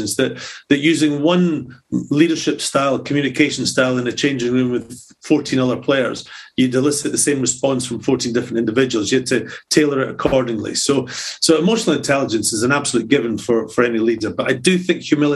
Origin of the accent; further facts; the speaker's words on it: Scotland, United Kingdom; as a Scotsman